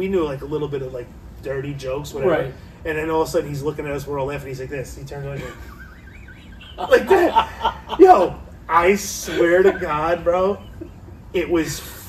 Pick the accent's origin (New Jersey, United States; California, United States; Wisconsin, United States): California, United States; Richgrove; I grew up in Richgrove, it was this apartment complex